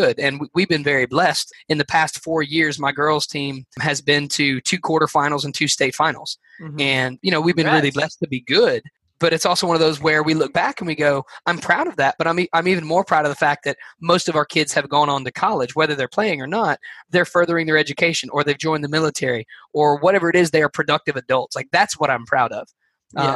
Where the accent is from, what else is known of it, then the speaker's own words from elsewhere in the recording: Alabama, United States; I'm a nobody from Alabama